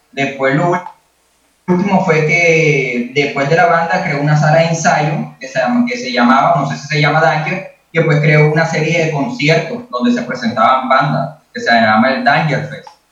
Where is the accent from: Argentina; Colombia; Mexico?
Colombia; Colombian Caribbean coast